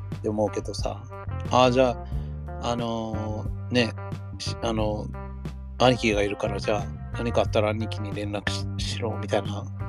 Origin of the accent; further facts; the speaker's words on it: United States; moved away as an adult; now in Niigata, Japan; 僕らがアメリカで育った時はさ